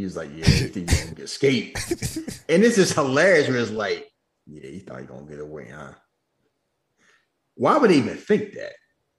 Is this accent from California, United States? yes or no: yes; California, United States; I ain't never heard nobody from Sacramento. I'm a Californian.